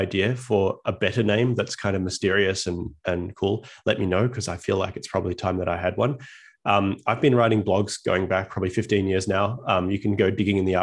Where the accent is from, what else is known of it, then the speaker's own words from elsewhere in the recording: Australia; moved away as an adult; now in United States; As you can tell from my accent, I was born and raised in Australia